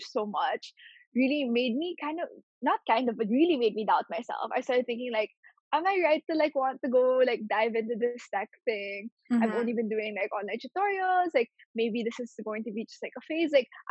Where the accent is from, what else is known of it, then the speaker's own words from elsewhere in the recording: Philippines; Growing up in the Philippines